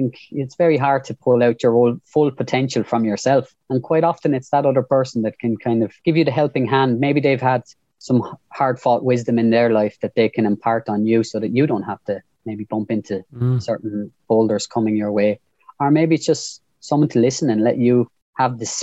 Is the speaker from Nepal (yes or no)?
no; Waterford, Munster, Ireland; born in the same place you were, Mark, Lismore Park. And then I was a Waterford man. Then I was Irish